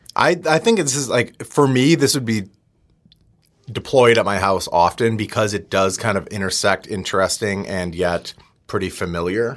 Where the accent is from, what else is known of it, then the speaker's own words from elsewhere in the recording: outside of Milwaukee, Wisconsin, United States; growing up outside of Milwaukee